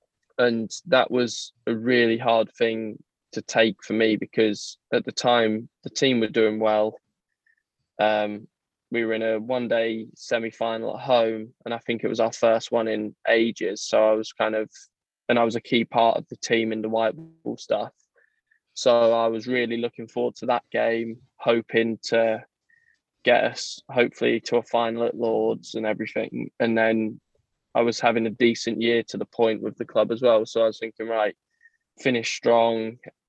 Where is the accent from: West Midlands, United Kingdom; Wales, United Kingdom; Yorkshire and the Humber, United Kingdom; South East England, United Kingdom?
South East England, United Kingdom; born there; I was born in Kent.